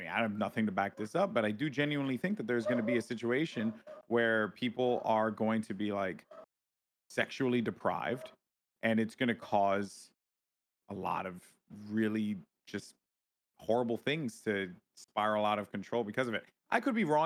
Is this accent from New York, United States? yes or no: yes; New York, United States; born or raised there